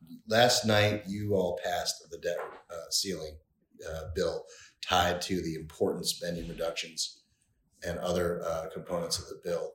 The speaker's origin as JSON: {"language": "English", "town": "Buffalo", "region": "New York", "country": "United States", "tie": "born or raised there", "said": "I was born in Buffalo."}